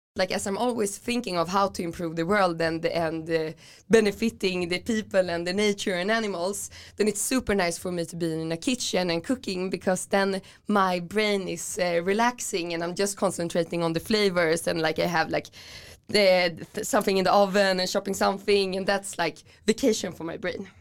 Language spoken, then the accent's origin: English; Stockholm, Stockholm County, Sweden; moved away as an adult; also born or lived in Åland / Berlin; I'm raised in Gamla stan, actually on Stortorget. So very city center of Stockholm